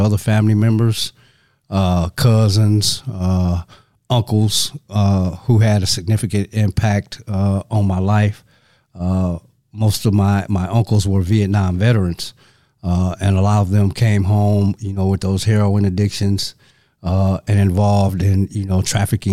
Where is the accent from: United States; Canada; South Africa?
United States; Saginaw, Michigan; moved away; also born or lived in Madison, Wisconsin; I'm originally from Saginaw, Michigan. And Saginaw is approximately 100 miles north of Detroit. So coming up, I spent a lot of time in those surrounding areas